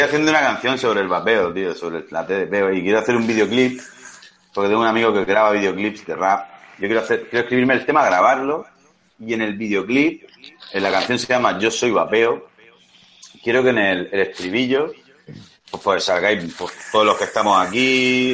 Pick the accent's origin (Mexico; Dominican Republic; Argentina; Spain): Spain